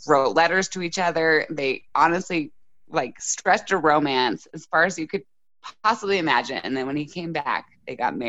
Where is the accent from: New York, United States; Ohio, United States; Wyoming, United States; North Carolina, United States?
Wyoming, United States; Casper; also born or lived in Laramie, Wyoming; Born and raised in Casper, Wyoming.